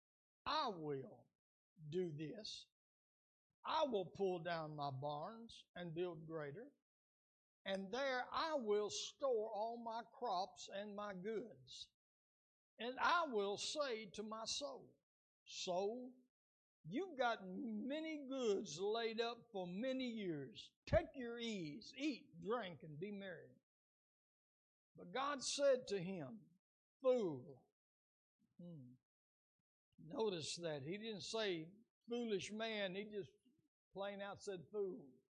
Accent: United States; as Americans

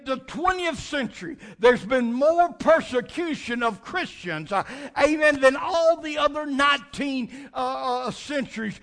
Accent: United States; we in America

